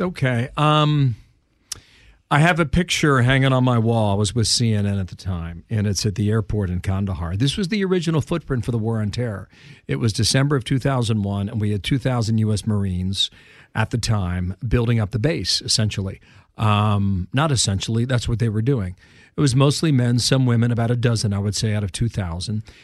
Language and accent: English; Cincinnati, Ohio, United States; moved away as an adult; now in New York, United States; I was a sports reporter in my hometown of Cincinnati, Ohio.